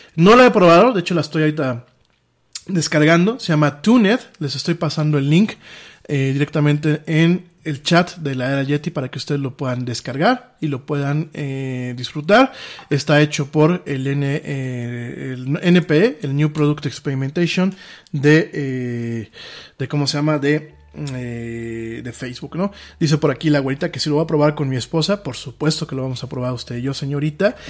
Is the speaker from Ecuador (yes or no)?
no; Mexico